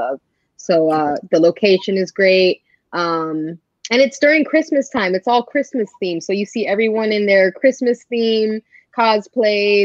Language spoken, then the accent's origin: English; Fort Lauderdale, Florida, United States; also born or lived in Miami, Florida; I grew up in Fort Lauderdale, which is the city right on top of Miami until I was like 12 or 13